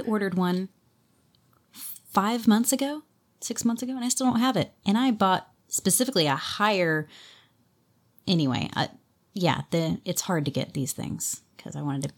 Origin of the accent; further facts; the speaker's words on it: California, United States; as a Californian